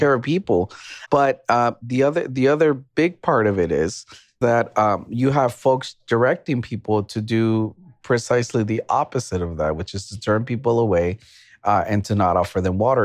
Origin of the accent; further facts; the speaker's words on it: Texas, United States; as a Texan